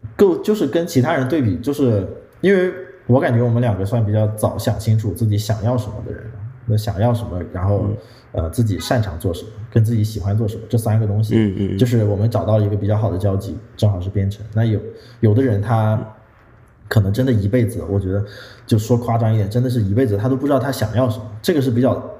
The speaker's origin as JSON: {"language": "Chinese", "region": "northern China", "country": "China", "said": "我们都是北方人"}